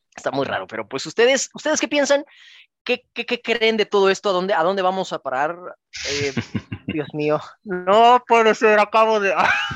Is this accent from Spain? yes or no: no; Mexico; como mexicanos